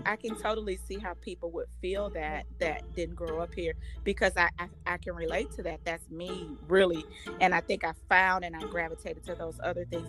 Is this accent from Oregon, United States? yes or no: no; St. Louis, Missouri, United States; moved away as an adult; also born or lived in Hoffman Estates, Illinois / Elgin, Illinois; I moved away from St. Louis